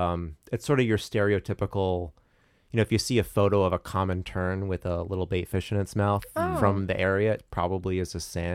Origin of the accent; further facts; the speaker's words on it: Bridgeport, Connecticut, United States; growing up in Bridgeport